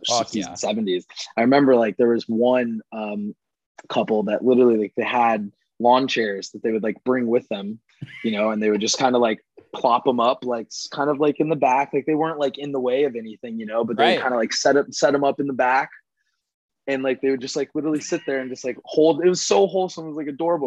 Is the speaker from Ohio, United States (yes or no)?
no; Plano, Texas, United States; moved away as an adult; also born or lived in Connecticut / Arizona; grew up in Plano.